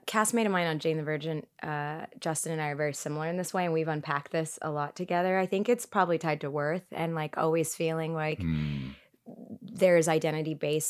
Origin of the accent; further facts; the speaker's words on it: Eritrea; I'm Eritrean.